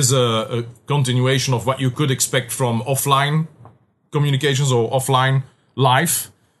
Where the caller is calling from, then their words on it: Belgium; for us Europeans, I mean, in Europe, I'm calling you from Belgium.